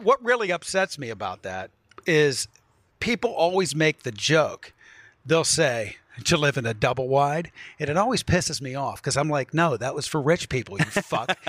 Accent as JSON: {"language": "English", "town": "Wheeling", "region": "West Virginia", "country": "United States", "tie": "born or raised there", "also_born_or_lived": "New York", "moved": "yes", "said": "I grew up on the Ohio River, so I'm Pittsburgh adjacent between Columbus, Cleveland, and Pittsburgh."}